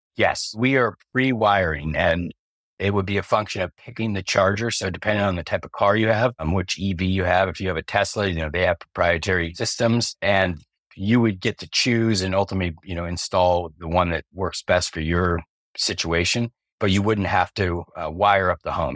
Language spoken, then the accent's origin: English; Covina, California, United States; my hometown, Covina, where I was born